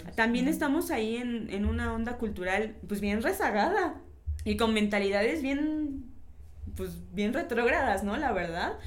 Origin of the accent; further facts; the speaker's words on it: Mexico; Como mexicanos